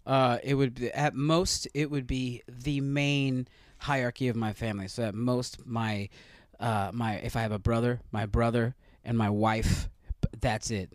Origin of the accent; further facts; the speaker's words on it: Stockton, California, United States; my hometown of Stockton